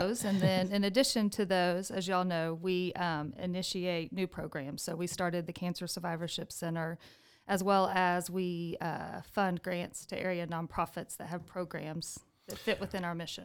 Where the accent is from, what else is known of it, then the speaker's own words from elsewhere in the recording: Amarillo, Texas, United States; I was born and raised in Amarillo